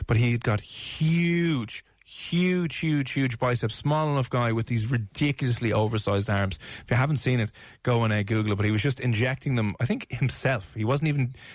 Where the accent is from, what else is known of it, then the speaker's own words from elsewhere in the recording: Ireland; it's part of our culture and heritage as Irish people